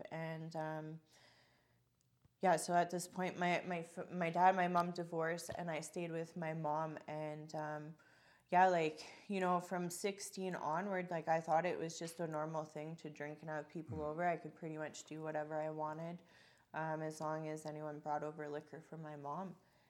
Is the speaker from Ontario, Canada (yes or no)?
no; Calgary, Alberta, Canada; And so I was born in Calgary. I lived with my mom, my dad, my brother.